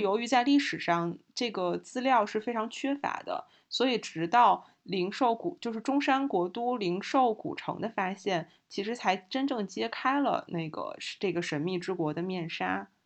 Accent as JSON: {"language": "Chinese", "region": "Hebei", "country": "China", "tie": "born or raised there", "said": "也为我们家乡的博物馆打个 call"}